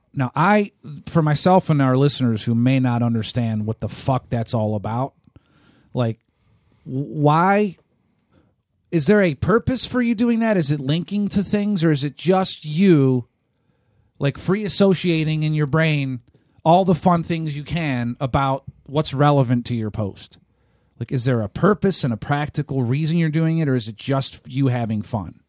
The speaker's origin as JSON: {"language": "English", "region": "Ohio", "country": "United States", "moved": "yes", "said": "I'm from Ohio originally"}